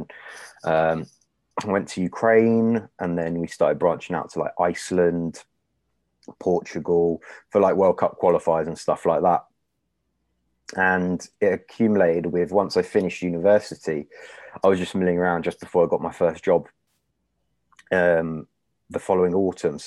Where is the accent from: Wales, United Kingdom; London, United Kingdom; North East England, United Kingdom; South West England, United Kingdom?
London, United Kingdom; I've been born and raised in London and lived here my whole life.